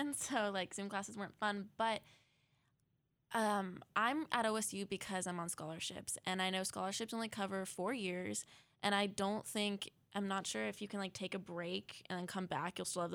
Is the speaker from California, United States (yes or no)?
yes; California, United States; moved away as an adult; now in Oregon, United States; I'm from California